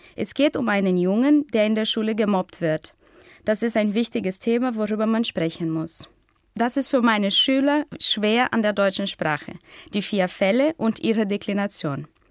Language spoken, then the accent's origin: German; Brazil; German is a second language; Ich komme aus Brasilien und bin 1988 geboren